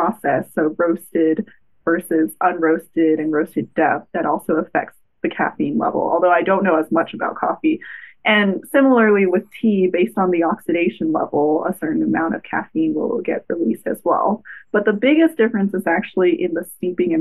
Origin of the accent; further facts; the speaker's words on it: Los Angeles, California, United States; I grew up in Los Angeles